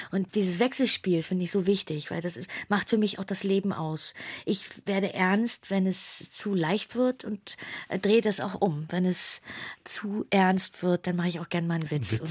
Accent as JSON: {"language": "German", "region": "Hamburg", "country": "Germany", "tie": "born or raised there", "also_born_or_lived": "Saxony-Anhalt", "said": "ich bin in Hamburg zur Schule gegangen, aber ich bin nicht gebürtige Hamburgerin. Mhm. Ich bin in Ostdeutschland, in Sachsen-Anhalt geboren"}